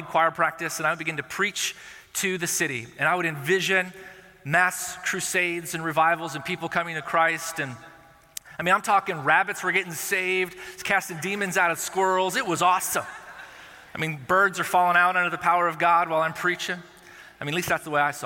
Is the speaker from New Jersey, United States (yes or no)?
no; Corona, California, United States; I was born and raised in Southern California in a place called Corona.